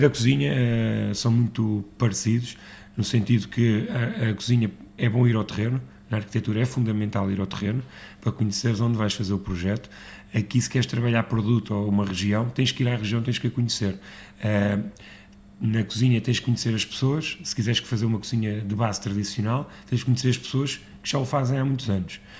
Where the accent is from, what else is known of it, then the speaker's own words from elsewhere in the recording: Lisbon, Portugal; eu nasci em Lisboa uh, e sempre tive o Alentejo em Lisboa